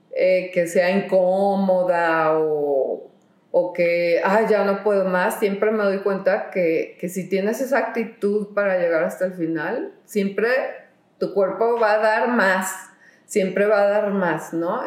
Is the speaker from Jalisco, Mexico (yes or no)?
yes; Guadalajara, Jalisco, Mexico; en Guadalajara, yo soy de Guadalajara